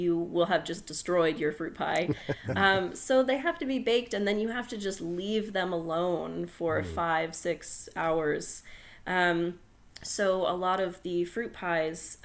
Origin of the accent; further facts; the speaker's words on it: New England, United States; I'm from New England and we make strawberry rhubarb pies